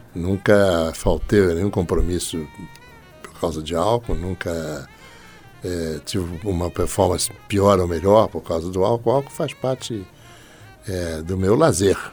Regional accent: São Paulo, Brazil; now in Rio de Janeiro, Brazil; Nasci no Hospital Alemão que antes era só Hospital Alemão, transformou-se no Hospital Oswaldo

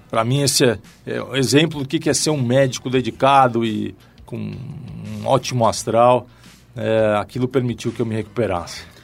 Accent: São Paulo, Brazil; Eu nasci em São Paulo, família de classe média, apaixonado por futebol né, durante toda a infância. Comecei jogando bola no Clube Pinheiros

